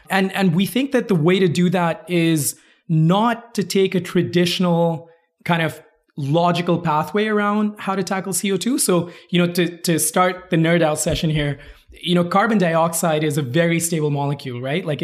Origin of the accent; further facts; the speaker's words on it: Kuwait; also born or lived in India; so I'm from India originally, uh, moved around a lot. I actually grew up in Kuwait. I moved out there when I was eight.